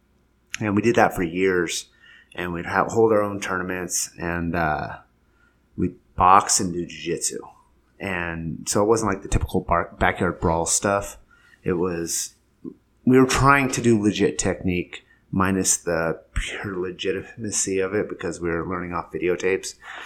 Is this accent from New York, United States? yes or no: no; Templeton, California, United States; Oh, man, I was born in Templeton, California, but we didn't stay there long. Well, actually, I don't know how long we stayed there. I was an Air Force brat for a while.